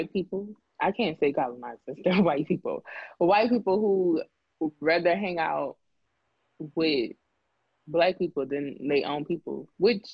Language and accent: English; New Orleans, Louisiana, United States; I come from New Orleans, Louisiana. That's where I was born and raised